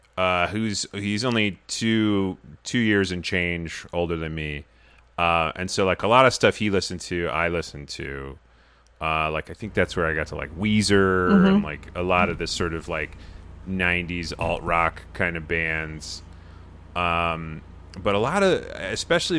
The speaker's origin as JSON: {"language": "English", "region": "Rhode Island", "country": "United States", "tie": "born or raised there", "said": "I'm from Rhode Island"}